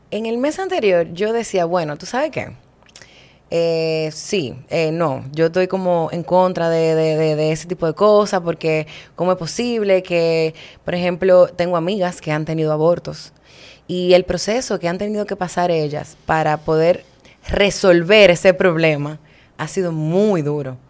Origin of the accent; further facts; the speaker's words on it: Santo Domingo, Distrito Nacional, Dominican Republic; moved away as an adult; now in Cabarete, Dominican Republic; yo soy de la capital. Yo nací en Santo Domingo y me hice nacional cabaretense